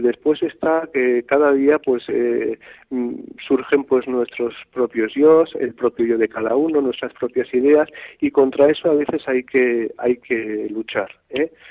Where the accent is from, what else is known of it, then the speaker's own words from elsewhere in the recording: Navarre, Spain; also born or lived in Andalusia; now in Hornachuelos, Spain; yo soy navarro, aunque yo ya soy también un poquito andaluz